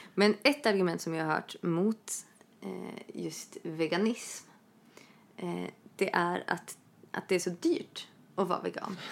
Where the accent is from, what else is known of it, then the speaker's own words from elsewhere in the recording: Norrland, Sweden; Jag är norrlänning